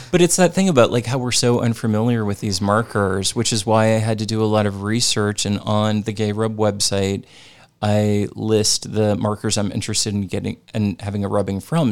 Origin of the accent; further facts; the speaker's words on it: St. Louis, Missouri, United States; I grew up in Saint Louis, Missouri, in the suburbs